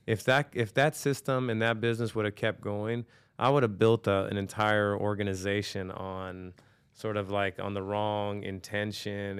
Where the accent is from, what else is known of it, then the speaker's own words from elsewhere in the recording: Norwalk, California, United States; also born or lived in New York; I grew up in Norwalk